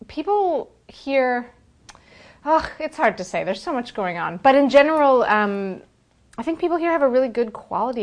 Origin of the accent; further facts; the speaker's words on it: United States; moved away as an adult; now in Canada; I left the US of A in 2000-ish